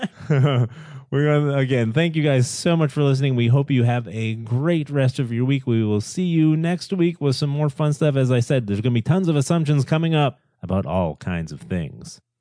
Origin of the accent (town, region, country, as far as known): United States